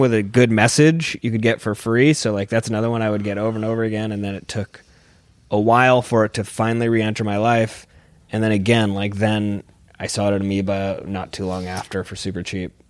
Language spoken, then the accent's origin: English; San Diego, California, United States; moved away; I'm from San Diego, and it's kind of a skate and surf culture